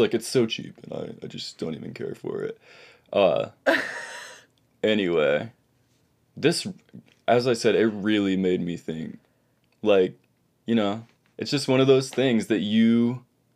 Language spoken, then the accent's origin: English; Texas, United States; I live in the state of Texas. I'm from Texas.